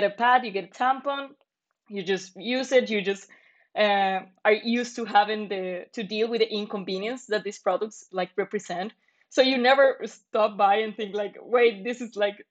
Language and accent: English; Medellín, Antioquia, Colombia; moved away as an adult; now in Dublin, Ireland; I'm from Medellin, Colombia.